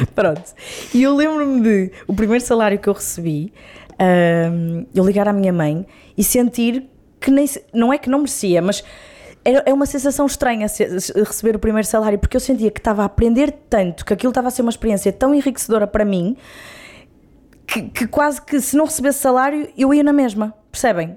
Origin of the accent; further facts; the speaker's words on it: Braga, Norte, Portugal; Sou minhota, de gema, Boa. bracarense.